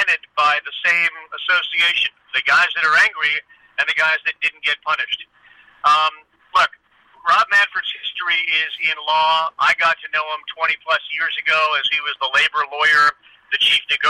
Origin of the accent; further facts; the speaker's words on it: Boston, Massachusetts, United States; moved away; also born or lived in Harrisburg, Pennsylvania; I grew up in Boston, and Boston is a very hardcore sports town